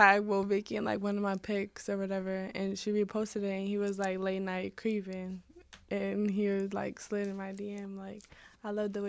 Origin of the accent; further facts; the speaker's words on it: California, United States; I'm from Cali, from California.